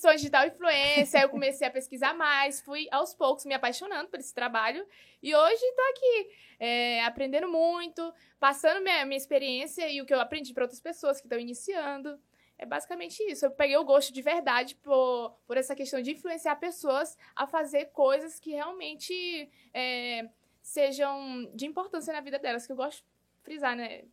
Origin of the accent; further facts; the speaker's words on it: Parauapebas, Pará, Brazil; nascida e criada em Parauapebas